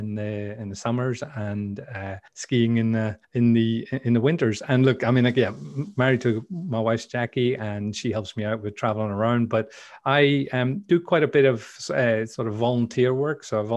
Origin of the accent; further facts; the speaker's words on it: Belfast, Northern Ireland, United Kingdom; accent: Northern Irish; Northern Irish accent, because people couldn't understand me. So some people get confused and think I'm Canadian or something, but no, I'm pure Belfast originally. That's where I come from.